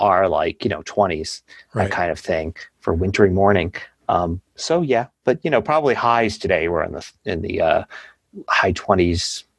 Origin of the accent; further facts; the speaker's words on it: East Coast, United States; now in Colorado, United States; When I grew up on the East Coast